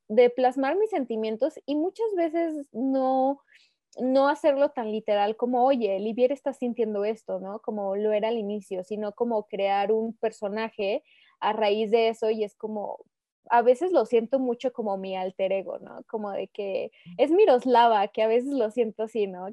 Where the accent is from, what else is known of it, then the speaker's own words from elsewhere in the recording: Aguascalientes, Mexico; soy originaria de Aguascalientes, aquí he vivido toda mi vida.